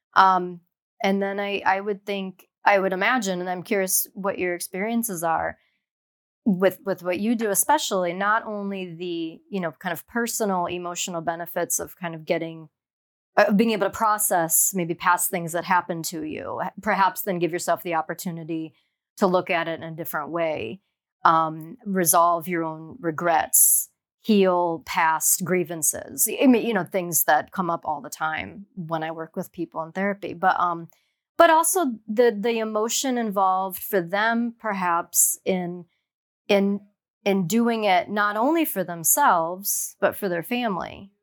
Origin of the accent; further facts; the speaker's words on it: Ohio, United States; moved away as an adult; now in Miami, United States; I grew up in Ohio